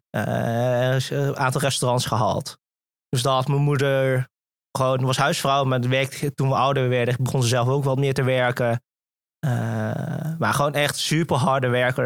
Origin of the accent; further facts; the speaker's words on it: Venlo, Limburg, Netherlands; also born or lived in Singapore; opgegroeid in eh, het eh, pittoreske Venlo